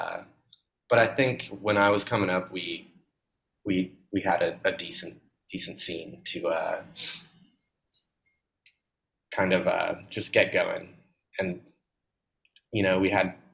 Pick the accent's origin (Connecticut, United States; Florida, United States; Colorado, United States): Colorado, United States; Boulder; I didn't know anything else at the time growing up in Boulder